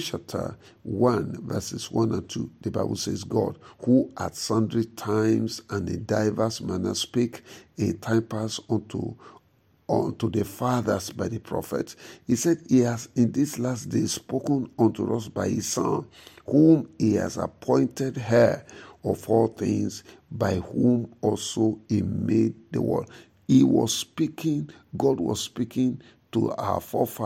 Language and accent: English; the South, southern Nigeria, Nigeria; I am a Christian from the South. I'm a Christian from the South.